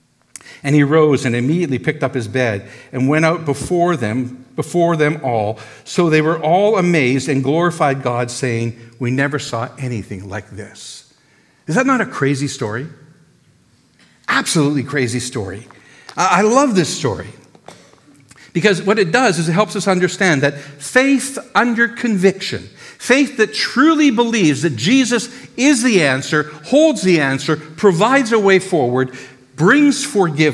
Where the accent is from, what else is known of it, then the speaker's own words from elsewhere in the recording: Canada; we're so Canadian